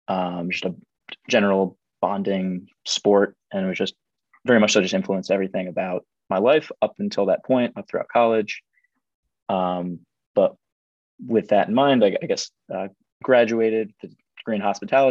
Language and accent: English; Delray Beach, Florida, United States; moved away as an adult; also born or lived in Ithaca, New York; Was born and raised in South Florida